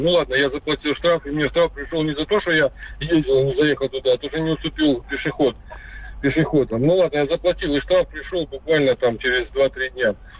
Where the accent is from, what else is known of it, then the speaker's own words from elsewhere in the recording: Kazakhstan; я как раз родился в Казахстане